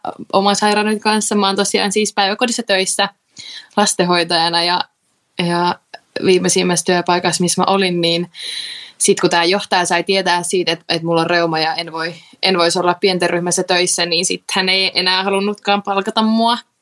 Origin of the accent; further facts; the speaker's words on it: Tampere, Pirkanmaa, Finland; mä oon Tampereelta